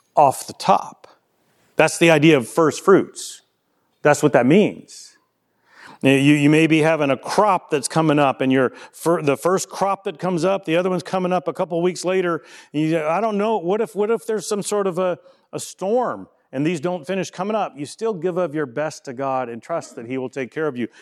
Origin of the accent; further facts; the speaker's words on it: Louisiana, United States; moved away; I'm from Louisiana